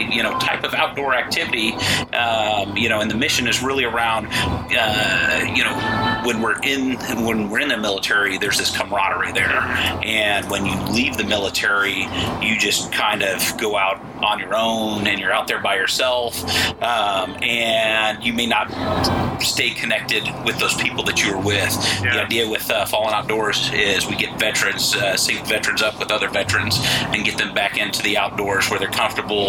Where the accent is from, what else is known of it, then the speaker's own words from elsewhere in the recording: Portland, Oregon, United States; moved away as an adult; now in Texas, United States; I'm originally from Portland, Oregon.